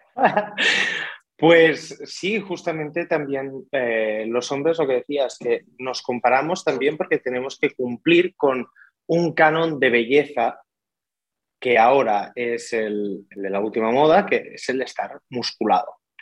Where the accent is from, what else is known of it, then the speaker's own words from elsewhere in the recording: Tortosa, Catalonia, Spain; moved away as an adult; now in Barcelona, Spain; soy de Tortosa, sur de Cataluña, pero me vine aquí a Barcelona a estudiar el grado universitario